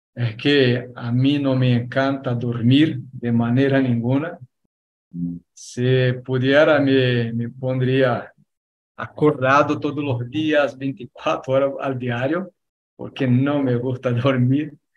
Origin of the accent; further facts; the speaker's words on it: Argentina; accent: Argentine; mi acento es un acento argentino